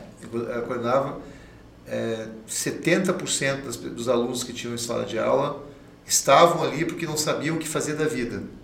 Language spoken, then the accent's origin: Portuguese; Caxias do Sul, Rio Grande do Sul, Brazil; also born or lived in Porto Alegre; a minha infância toda é lá em Caxias do Sul